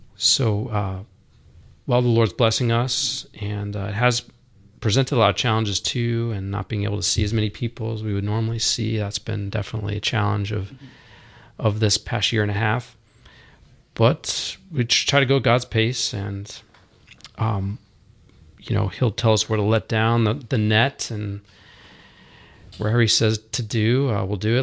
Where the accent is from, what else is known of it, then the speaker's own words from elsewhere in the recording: Roswell, Georgia, United States; also born or lived in Dallas; now in Dahlonega, United States; Growing up around Roswell, um, my uncle he taught us how to fly fish.